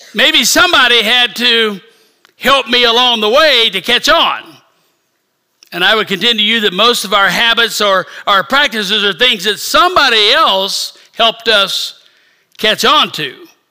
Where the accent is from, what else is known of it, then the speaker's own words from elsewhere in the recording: Independence, Missouri, United States; moved away; I am from south of Kansas City. I was born in Independence, so Kansas City's home